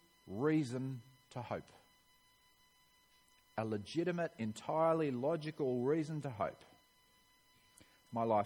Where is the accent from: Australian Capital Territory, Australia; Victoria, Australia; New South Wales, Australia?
Victoria, Australia; Melbourne; I'm from Melbourne, Victoria. That's where I was born